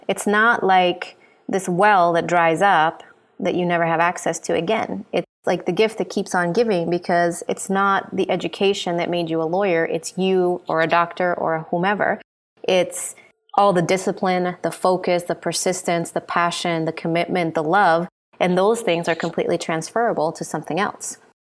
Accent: Honduras; I know his family from growing up in Honduras

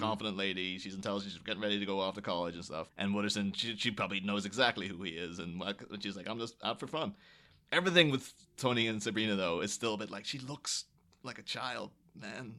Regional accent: Ireland; I grew up in Ireland in the early two thousands

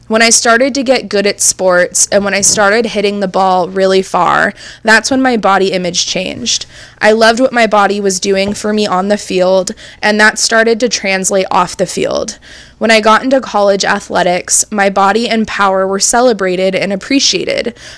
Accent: California, United States; Growing up in Orange County, California, thick just wasn't in, thin

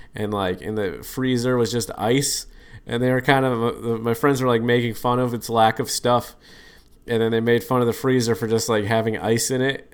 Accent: Boston, Massachusetts, United States; I said I was from Boston

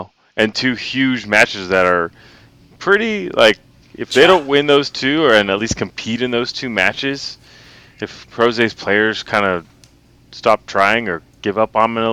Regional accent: United States; As an American

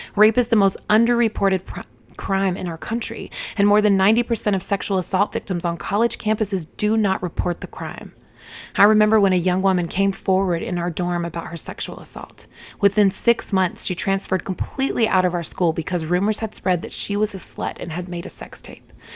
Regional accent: Eden, North Carolina, United States; moved away as an adult; Eden, the town where I was raised, had just over fourteen thousand people.

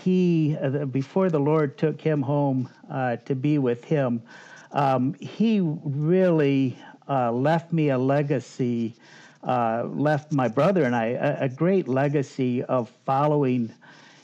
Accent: Muskegon, Michigan, United States; also born or lived in Grand Haven, Michigan; I was born in Muskegon, Michigan, believe it or not, 60 years ago

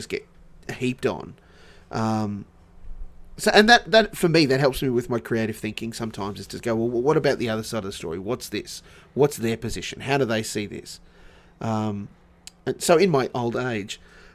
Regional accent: Sunshine Coast, Queensland, Australia; also born or lived in Dubbo, New South Wales / Dalby, Queensland / New South Wales; my high school was all on the Sunshine Coast. Mm. Like I refer to the Sunshine Coast as home because that's the bulk of my memories were formed

